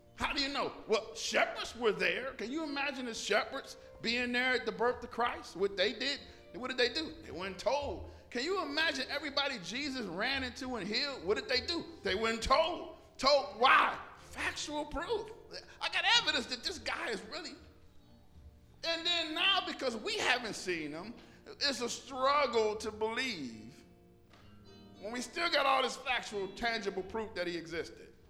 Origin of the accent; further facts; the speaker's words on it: Detroit, Michigan, United States; growing up in Detroit, West Side, whoop, whoop. off of Seven Mile